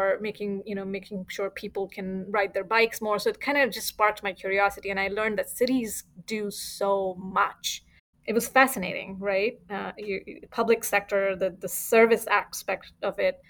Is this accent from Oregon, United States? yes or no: no; Fremont, California, United States; I've always lived here in Fremont. It's been my hometown since 20 plus years